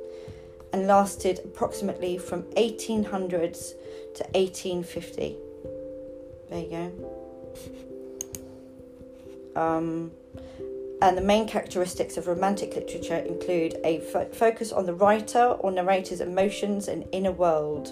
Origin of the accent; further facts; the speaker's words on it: London, United Kingdom; I grew up in Highgate